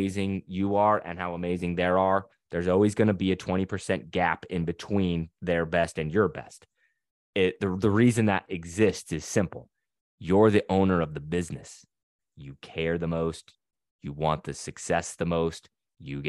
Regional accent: Utah, United States; now in Louisiana, United States; We live in Louisiana, but we're not from here. I'm from Utah.

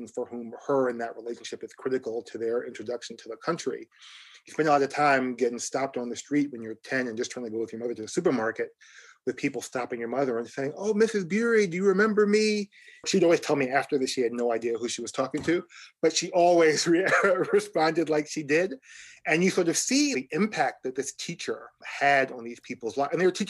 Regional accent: New York City, New York, United States; my identity is very much wrapped up in being a New Yorker. I was born and raised in East New York, Brooklyn, East New York, Brownsville, on Linden Boulevard, across from Gershwin Junior High and near the Linden and Boulevard houses.

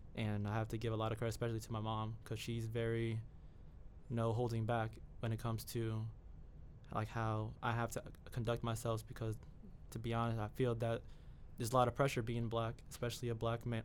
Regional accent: New York City, New York, United States; moved away as an adult; I'm from the Bronx, New York

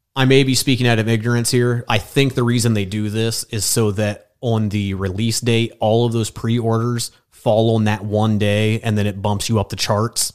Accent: Fairmount, Indiana, United States; also born or lived in Muncie, Indiana / New York; now in Indianapolis, United States; I'm from Grant County, which is just north of Muncie. Uh, I grew up like in the middle of nowhere, like in between cornfields, uh, next to Fairmount, Indiana

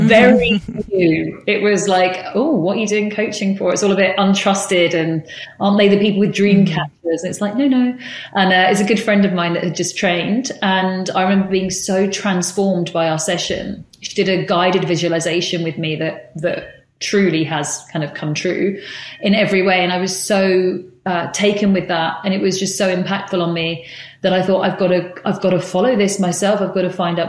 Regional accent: United Kingdom; moved away as an adult; also born or lived in San Francisco, United States; as a British kind of buttoned up girl

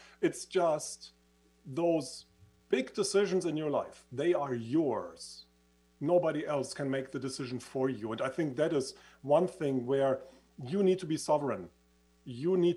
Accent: Switzerland; accent: Swiss; moved away; as you can hear from my accent, I used to live in Switzerland. I was studying in Switzerland

